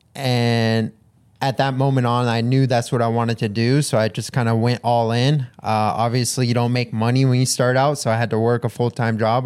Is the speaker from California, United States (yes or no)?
no; Hawaii, United States; I grew up in Hawaii